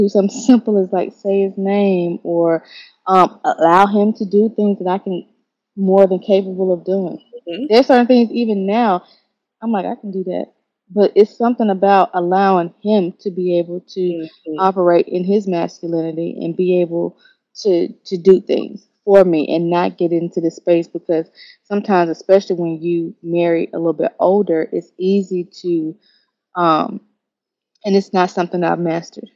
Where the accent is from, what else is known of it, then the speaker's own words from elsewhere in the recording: Memphis, Tennessee, United States; moved away as an adult; now in Atlanta, United States; I'm from Memphis